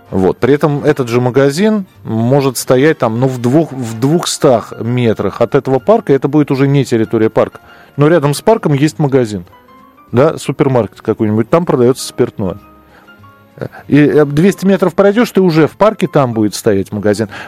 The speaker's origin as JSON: {"language": "Russian", "region": "Moscow", "country": "Russia", "tie": "born or raised there", "said": "Вы знаете, я вырос в Бескудниково. Там не нужно дружинником быть. там район пил и пьет э, всегда."}